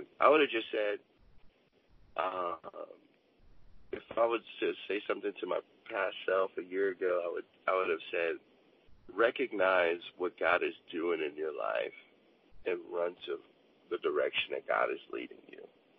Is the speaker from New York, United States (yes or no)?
no; Chicago, Illinois, United States; also born or lived in Oceanside, California; now in Los Angeles, United States; I am from Chicago, Illinois, and also Oceanside, California.